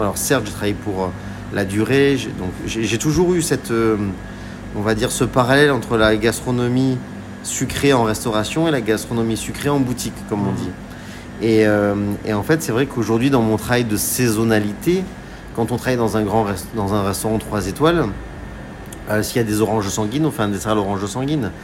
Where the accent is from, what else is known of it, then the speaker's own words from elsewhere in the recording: Var, Provence-Alpes-Côte d'Azur, France; now in Paris, France; j'ai grandi dans le Var, j'ai grandi aussi en Provence